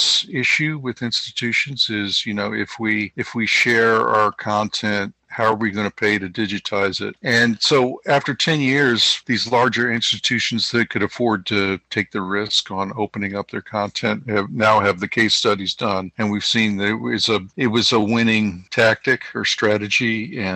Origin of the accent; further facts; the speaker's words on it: Washington, District of Columbia, United States; my hometown of Washington, D.C.